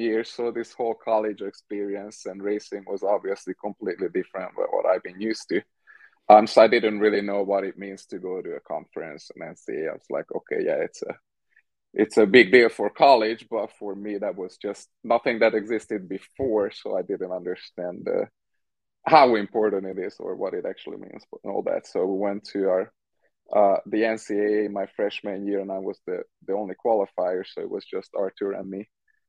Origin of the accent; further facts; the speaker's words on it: Hungary; moved away as an adult; now in United States; created an atmosphere that was very different from what I was used to from Hungary.